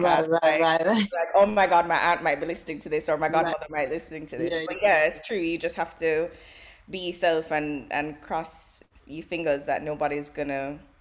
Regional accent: Jamaica; as a Jamaican

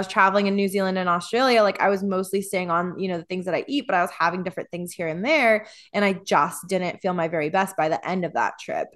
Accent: Midwest, United States; growing up in the Midwest

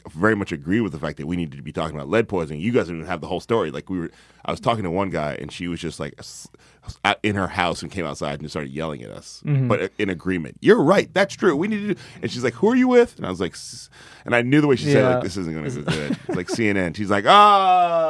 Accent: the South, United States; I'm from the South, you know, I'm as country as it comes.

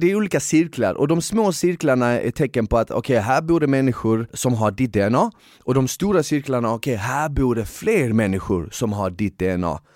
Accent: Bosnia & Herzegovina; moved away; jag är född i Bosnien

